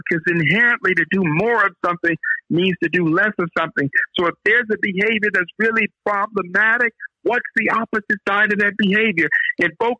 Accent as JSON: {"language": "English", "town": "Oakland", "region": "California", "country": "United States", "said": "I'm from the Oakland side"}